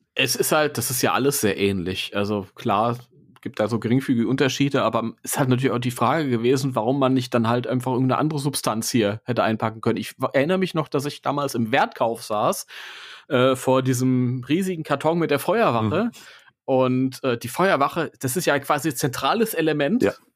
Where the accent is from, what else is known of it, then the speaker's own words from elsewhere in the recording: Germany; bei uns in Deutschland